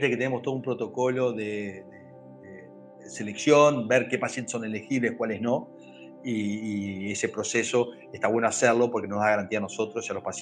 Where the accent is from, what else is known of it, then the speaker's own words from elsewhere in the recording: Uruguay; also born or lived in Brazil; Yo soy uruguayo, aunque soy nacido en Brasil, pero, o sea, eh, somos absolutamente rioplatenses. Yo en este momento estoy en Paysandú